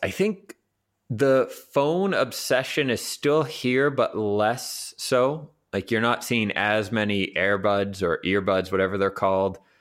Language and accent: English; Vancouver, British Columbia, Canada; moved away as an adult; also born or lived in New York / Hamburg, Germany / Berlin, Germany / Bologna, Italy; now in Prague, Czech Republic; the people that I grew up with in Vancouver and my own family